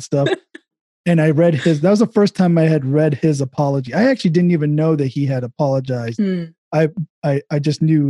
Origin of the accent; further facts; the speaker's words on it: Dayton, Ohio, United States; I grew up in Dayton